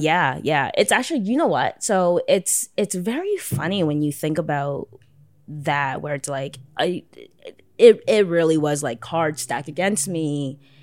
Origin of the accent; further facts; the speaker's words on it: Toronto, Ontario, Canada; I'm, like, born and raised Toronto